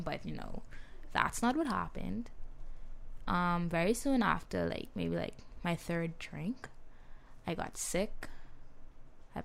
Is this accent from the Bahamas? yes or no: yes; Nassau, New Providence, Bahamas; I'm from Nassau